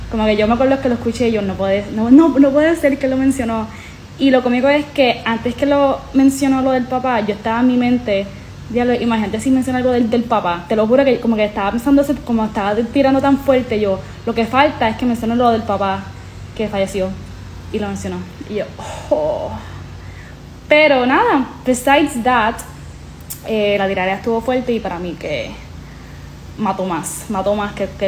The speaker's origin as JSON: {"language": "Spanish", "town": "Humacao", "country": "Puerto Rico", "tie": "born or raised there", "said": "alguien que se crió en Palmas del Mar y que básicamente Coscoyuela era como que el Dios cuando estábamos eh, creciendo aquí en Palma."}